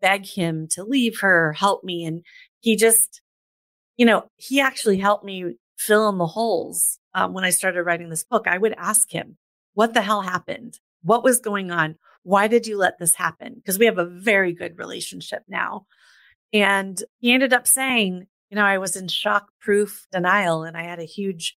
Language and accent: English; Des Moines, Iowa, United States; I grew up in the mid 80s in the middle of the United States